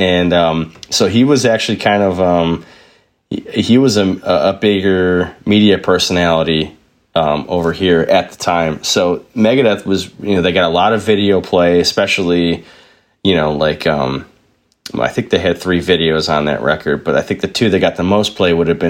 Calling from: Buffalo, New York, United States; I am calling in from Buffalo, New York in the United States of America.

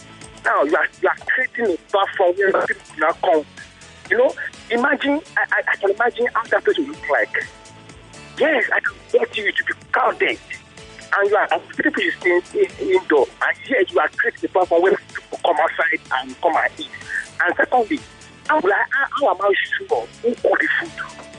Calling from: Lekki, Lagos, Nigeria

